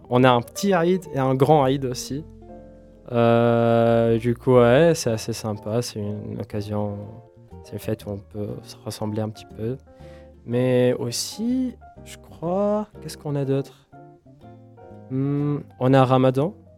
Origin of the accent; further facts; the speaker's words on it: Tunisia; moved away; je viens de la Tunisie d'une famille bon, qui, bon, une musulmane